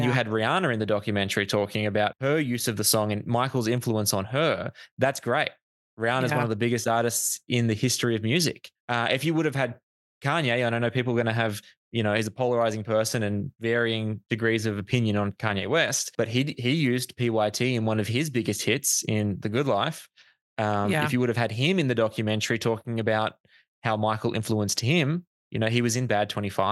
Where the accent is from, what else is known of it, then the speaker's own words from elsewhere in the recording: Australia; I'm white Australian